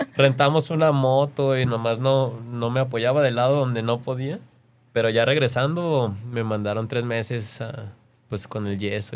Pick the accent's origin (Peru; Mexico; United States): Mexico